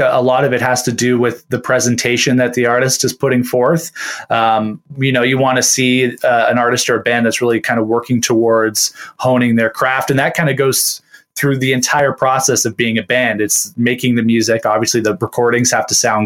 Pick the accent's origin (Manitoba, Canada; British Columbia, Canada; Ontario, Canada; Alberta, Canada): Ontario, Canada; Hamilton; I'm a born and bred Hamiltonian. I've lived here my whole life